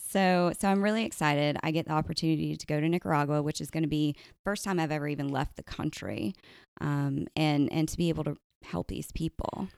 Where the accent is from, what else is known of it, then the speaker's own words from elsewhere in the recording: Goose Creek, South Carolina, United States; also born or lived in Charleston; Locally, I grew up in Goose Creek